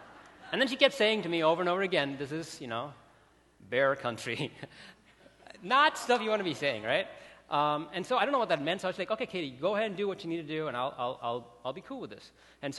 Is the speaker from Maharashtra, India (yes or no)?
no; Bangalore, Karnataka, India; now in Chicago, United States; I grew up in India, like in a city called Bangalore. It's exactly the other side of where Chicago is.